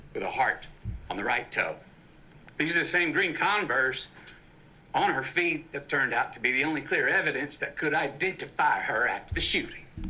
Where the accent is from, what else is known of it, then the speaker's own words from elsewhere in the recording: Uvalde, Texas, United States; the Robb Elementary School tragedy in my hometown, of Uvalde, Texas.